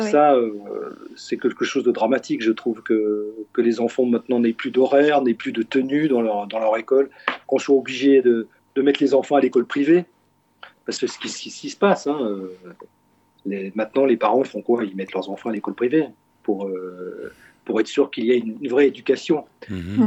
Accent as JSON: {"language": "French", "country": "Switzerland", "said": "en tant que Suisse"}